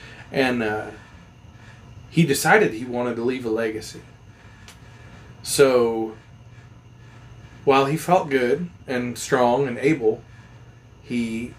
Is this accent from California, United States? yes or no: no; Montana, United States; Like, I grew up running mostly around the Beartooth Mountains in Montana.